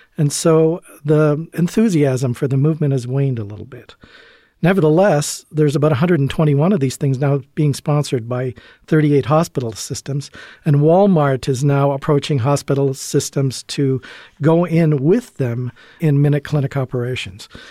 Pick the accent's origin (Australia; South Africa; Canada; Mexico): Canada; moved away as an adult; also born or lived in Chicago / Providence; now in Illinois, United States; I'm originally from Canada